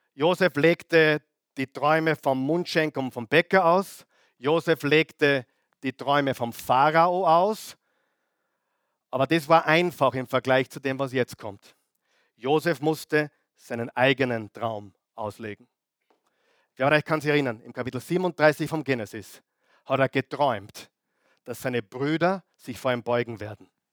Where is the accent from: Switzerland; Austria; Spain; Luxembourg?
Austria; die wir im Leben genießen dürfen, auch als Österreicher